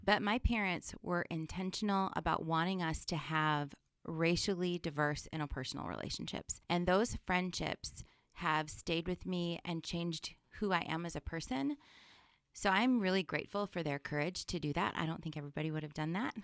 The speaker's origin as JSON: {"language": "English", "town": "Sioux City", "region": "Iowa", "country": "United States", "said": "I'm originally from Sioux City, the West Side area"}